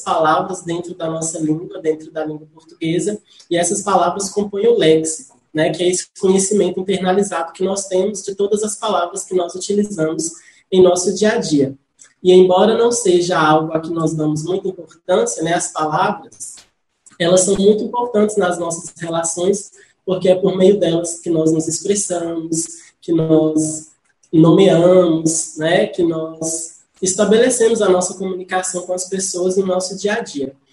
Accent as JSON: {"language": "Portuguese", "town": "Salinas", "region": "Minas Gerais", "country": "Brazil", "tie": "born or raised there", "said": "eu sou salinense Nasci em Salinas, mas fui criado em um distrito da cidade de Salinas, que é o distrito de Nova Fátima"}